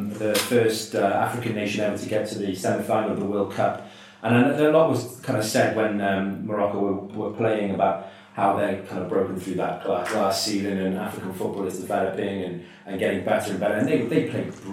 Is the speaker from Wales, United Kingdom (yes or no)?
yes; Welsh, Wales, United Kingdom; obviously I'm Welsh